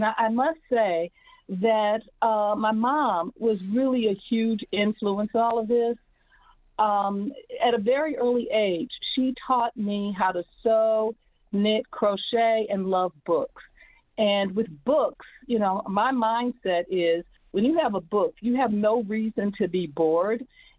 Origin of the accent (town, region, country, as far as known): Midwest, United States